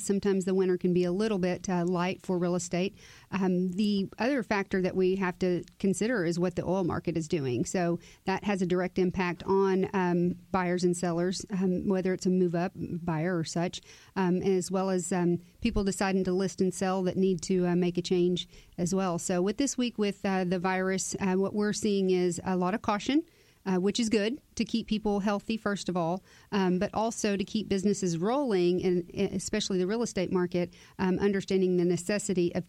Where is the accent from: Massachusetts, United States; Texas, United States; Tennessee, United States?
Texas, United States; Cypress; I was born and raised there. So it's my hometown